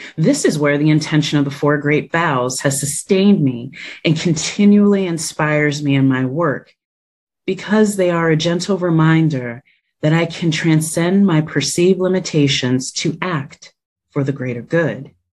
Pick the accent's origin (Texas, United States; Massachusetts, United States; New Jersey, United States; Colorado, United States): New Jersey, United States; moved away as an adult; now in Washington, D.C., United States; faith community surrounding me growing up in New Jersey